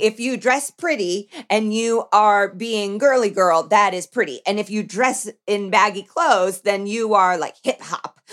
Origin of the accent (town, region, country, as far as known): Indiana, United States; born or raised there; now in Los Angeles, United States